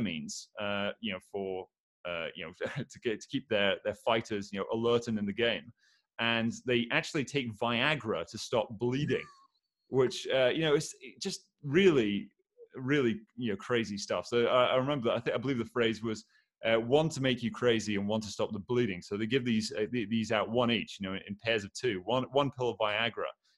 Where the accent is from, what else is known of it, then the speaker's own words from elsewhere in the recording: Aberdeen, Scotland, United Kingdom; I am from Aberdeen, which is a big oil town